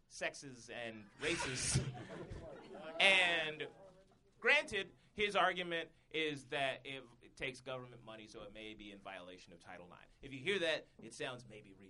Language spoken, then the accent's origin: English; Atlanta, Georgia, United States; I'm from Atlanta